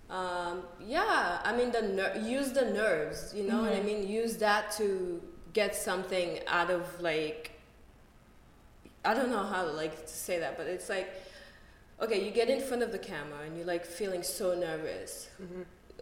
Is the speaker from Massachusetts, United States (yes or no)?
yes; Boston, Massachusetts, United States; moved away; also born or lived in Moscow; Growing up in Boston